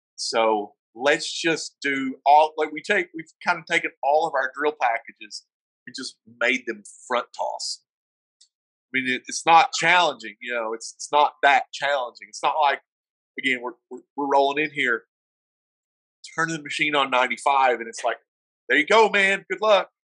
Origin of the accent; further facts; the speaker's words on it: the South, United States; accent: southern; now in Colorado, United States; I'm from the South